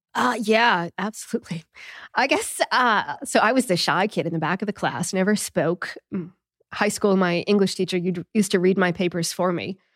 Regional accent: New England, United States; I'm from New England too

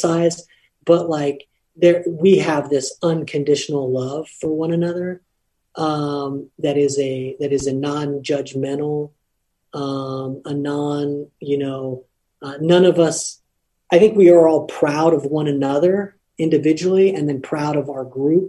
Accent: Lompoc, California, United States; moved away; I'm from Lompoc, or I'm from Cabrillo High School

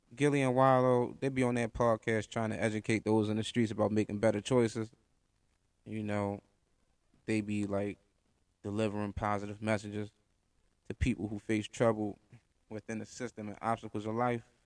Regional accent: Baltimore, Maryland, United States; I'm from Baltimore, Maryland, Park Heights to be exact. So I'm from the hood

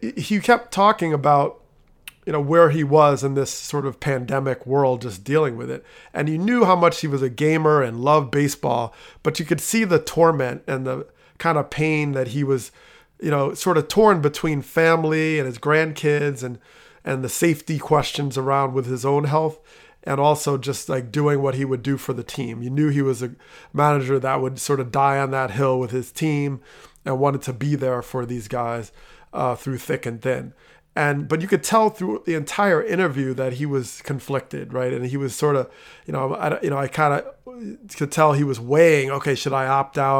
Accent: New Jersey, United States; I grew up in Jersey

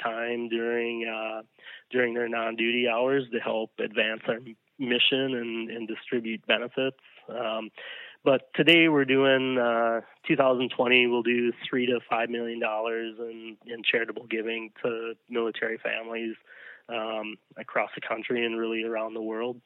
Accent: Hastings, Minnesota, United States; we're still based in my hometown, tiny little Hastings, Minnesota

